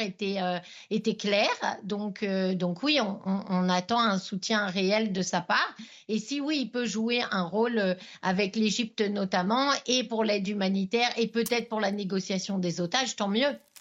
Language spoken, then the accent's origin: French; France; now in Israel; comme de nombreux Israéliens, je suis française à la base.